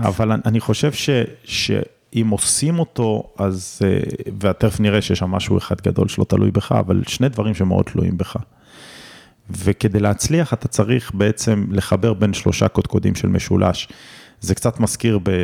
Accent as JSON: {"language": "Hebrew", "town": "Omer", "region": "Southern District", "country": "Israel", "tie": "born or raised there", "said": "אני גדלתי בעומר, וגדלתי לזוג הורים שכירים"}